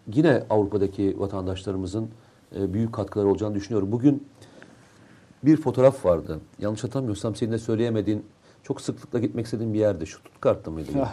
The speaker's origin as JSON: {"language": "Turkish", "region": "Black Sea Region", "country": "Turkey", "said": "Bir Karadenizli olarak"}